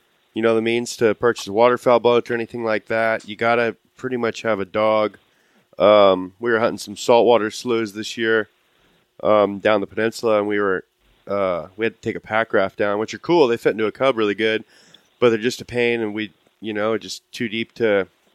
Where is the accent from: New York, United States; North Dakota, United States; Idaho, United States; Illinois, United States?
Idaho, United States; just Idaho